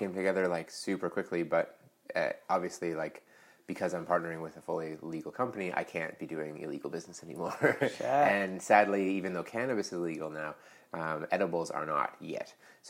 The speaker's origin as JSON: {"language": "English", "area": "near Blue Mountain, 2 hours north of Toronto", "region": "Ontario", "country": "Canada", "tie": "born or raised there", "also_born_or_lived": "Whistler, BC", "moved": "yes", "lives_now": "Vancouver, Canada", "said": "I grew up about 2 hours north of Toronto near Blue Mountain."}